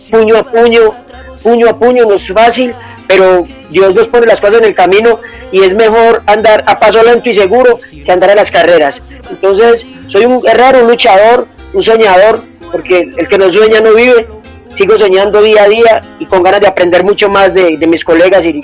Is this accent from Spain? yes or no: no; Valle del Cauca, Colombia; now in Medellín, Colombia; Soy un, vallecaucano, pero me considero paisa, paisa neto, como la arepa y como, la bandeja paisa, porque ya llevo más de treinta y pico de años aquí en la ciudad de Medellín.